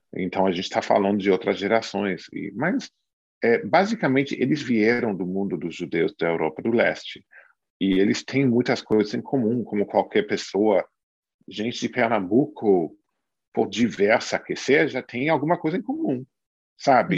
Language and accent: Portuguese; the South of the United States, United States; eu sou do sul dos Estados Unidos